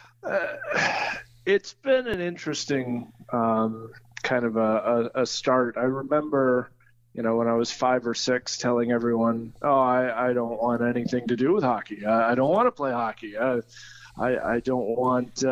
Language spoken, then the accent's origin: English; Troy, Ohio, United States; also born or lived in London, Ontario, Canada; I was born here in Troy, raised mostly in Troy. I split my childhood between two hometowns, Troy, Ohio, and London, Ontario, Canada